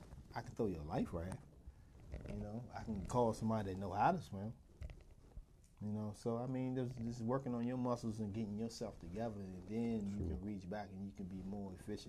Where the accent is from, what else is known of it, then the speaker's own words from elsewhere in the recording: Southeast, United States; I grew up in the Southeast and I didn't even think I'd make it.